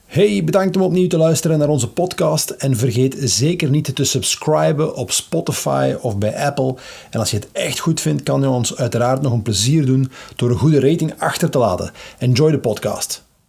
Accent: Leuven, Flanders, Belgium; moved away; Ik ben van Leuven afkomstig

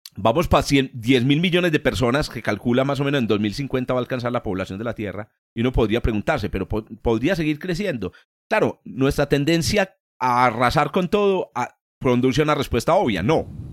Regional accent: Antioquia, Colombia; como decimos aquí en, mi tierra

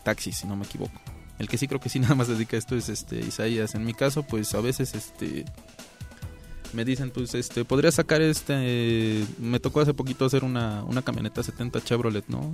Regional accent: Mexico; como mexicanos

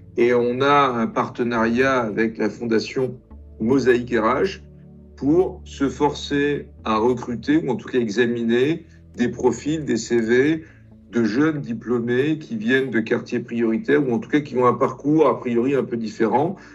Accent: France; also born or lived in Italy; Je suis arrivé en France à l'âge de, de 5 ans. Je suis italien d'origine

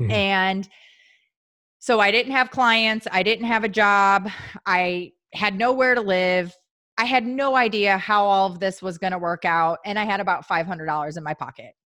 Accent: St. Louis, Missouri, United States; moved away as an adult; also born or lived in Midwest; I'm from Saint Louis, so Missouri

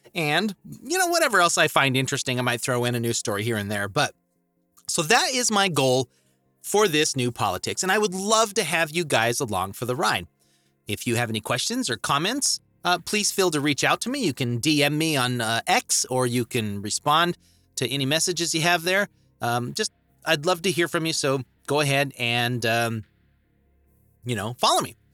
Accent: Idaho Falls, Idaho, United States; also born or lived in Montana; was raised in Idaho Falls my entire life.

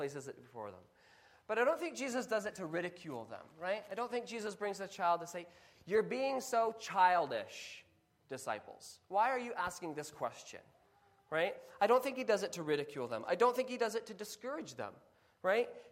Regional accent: Kenya; Growing up in Kenya

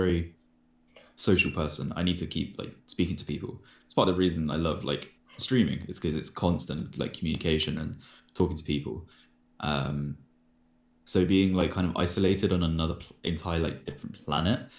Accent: London, United Kingdom; I grew up in London

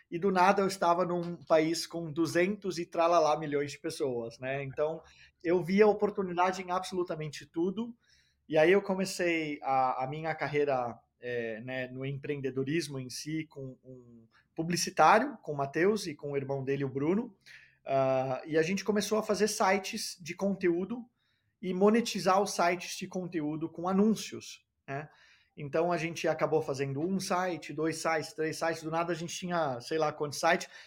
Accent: Denmark; also born or lived in Brazil; Eu nasci no Brasil, foi de família dinamarquesa norueguesa, é, mas eu fui criado, fui para a Dinamarca logo cedo na vida, com quatro anos de idade, cresci na Dinamarca, fui escolarizado na Dinamarca, fiz faculdade na Dinamarca

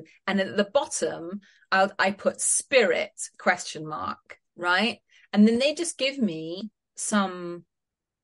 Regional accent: Scotland, United Kingdom; I'm Scottish

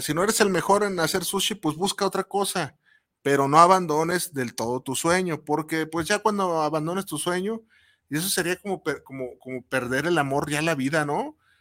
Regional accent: Mexico; como mexicano

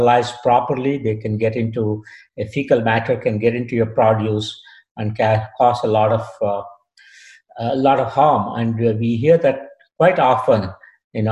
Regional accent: Bangalore, Karnataka, India; moved away as an adult; also born or lived in Australia / Kentucky, United States / Tuskegee, United States; now in United States; I was born and brought up in a city called Bangalore, India

